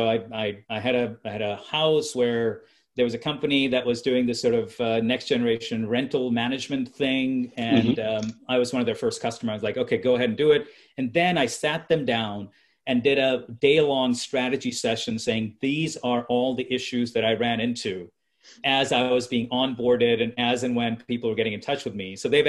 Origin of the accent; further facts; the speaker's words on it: India; So, you know, being an Indian, I'll give you buy one, get one free.